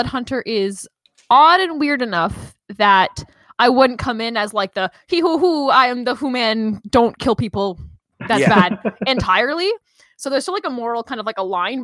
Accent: Canada; I'm also Canadian

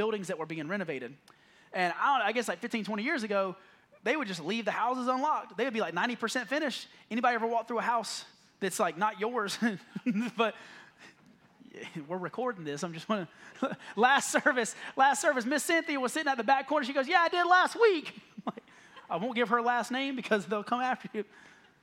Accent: the South, United States; I grew up in the South

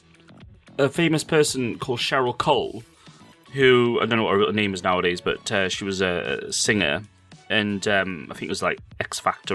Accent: Newcastle upon Tyne, North East England, United Kingdom; You know, I'm from here. I was born here.

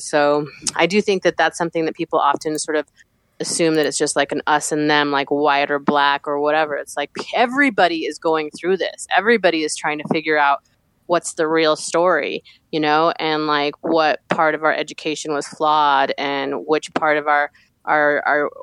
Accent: Denver, Colorado, United States; I'm a Denver native. So I'm like, Northside

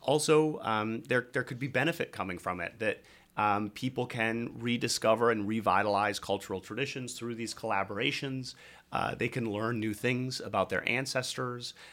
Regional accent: Red Wing, Minnesota, United States; my hometown in Minnesota, Red Wing, Minnesota

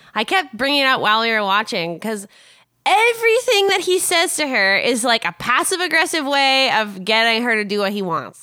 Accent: Canada

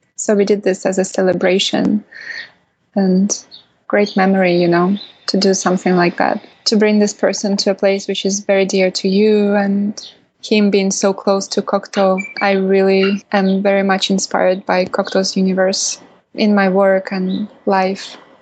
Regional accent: Kaliningrad Oblast, Russia; I was born in Kaliningrad, which is a city in Western Russia or Eastern Europe.

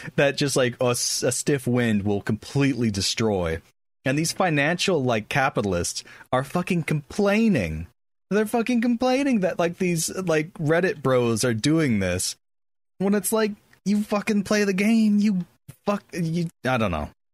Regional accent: United States; as an American, that's how I eat all dinner

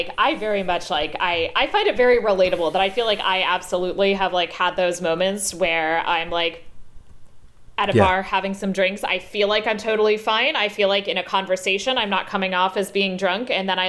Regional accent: Washington DC area, United States; So I grew up in the Washington DC suburbs, which I feel like is probably pretty close to the kind of what's considered an American neutral accent.

